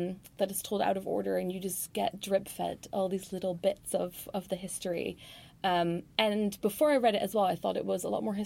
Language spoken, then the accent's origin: English; Netherlands; moved away; I grew up in the Netherlands